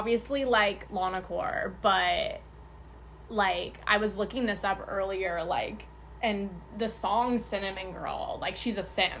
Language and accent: English; Phoenix, Arizona, United States; I'm from Phoenix, born and raised, still here.